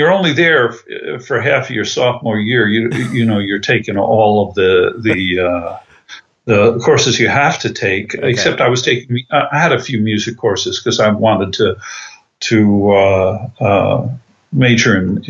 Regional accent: Tarrytown, New York, United States; I was raised in Tarrytown, New York, which is Westchester County, suburbs.

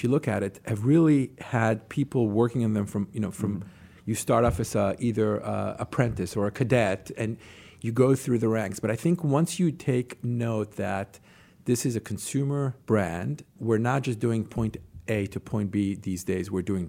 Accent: Jerusalem, Jerusalem District, Israel; moved away as an adult; also born or lived in New York City; I grew up in Jerusalem, in Israel.

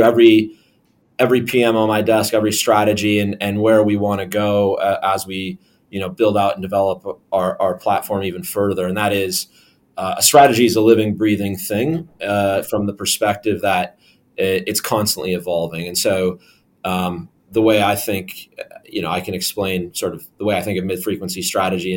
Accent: Minnesota, United States; now in London, United Kingdom; I'm from Minnesota, which is a very cold state

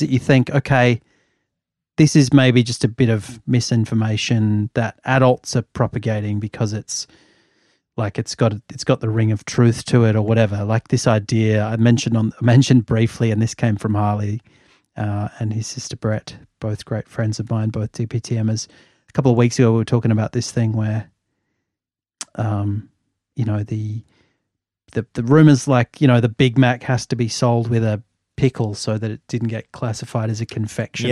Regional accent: Australia; like me, had grown up in Australia for the most part

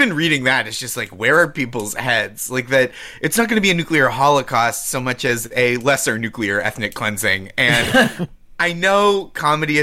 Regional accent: United States; as an American

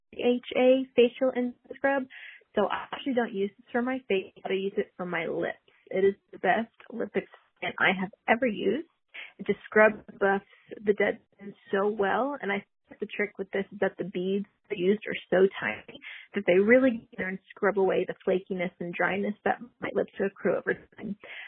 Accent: Texas, United States; I'm from Texas.

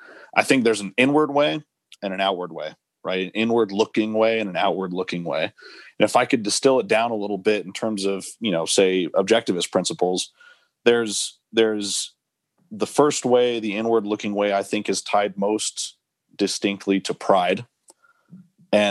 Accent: Albuquerque, New Mexico, United States; You know, I grew up in Albuquerque. I'm really proud of that.

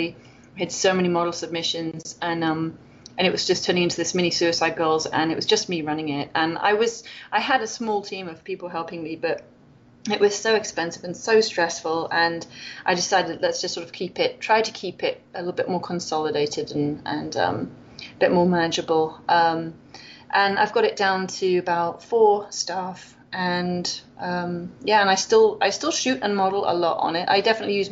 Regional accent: Wales, United Kingdom; accent: British; moved away as an adult; now in Loma Linda, United States; I'm from Wales

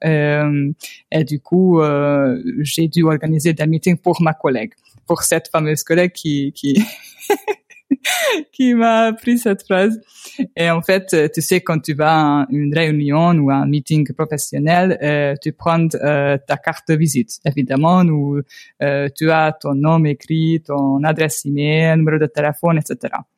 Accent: Hungary; French is a second language; also born or lived in Toulouse, France; je viens de Hongrie. Euh, je viens euh, d'une petite ville dans la partie est de la Hongrie

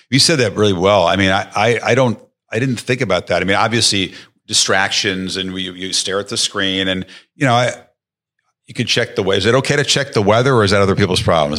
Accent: outside of Chicago, Illinois, United States; I grew up outside of Chicago

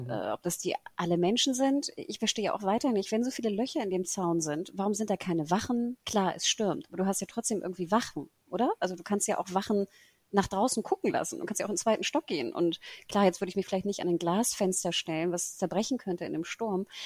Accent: Singapore; Wir sind ja ne, in Singapur natürlich groß geworden.

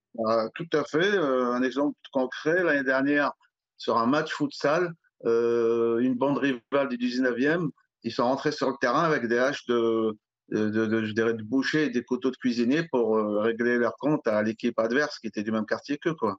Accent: Alfortville, Île-de-France, France; j'ai grandi à Alfortville

